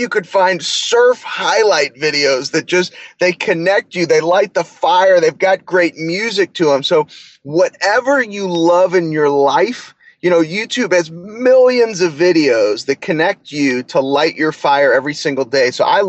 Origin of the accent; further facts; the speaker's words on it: St. Louis, Missouri, United States; I'm a St. Louis Cardinals fan. I'm from St. Louis.